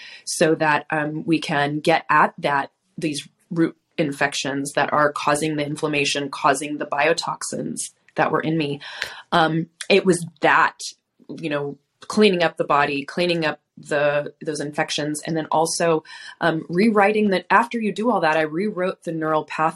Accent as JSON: {"language": "English", "region": "Southern California", "country": "United States", "tie": "born or raised there", "said": "I grew up in Southern California."}